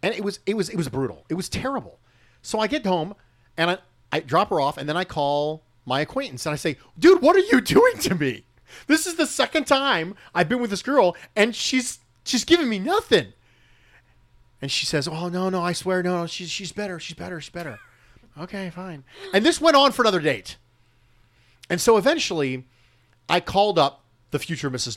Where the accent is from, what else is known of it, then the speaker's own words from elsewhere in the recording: United States; I am born and raised as an American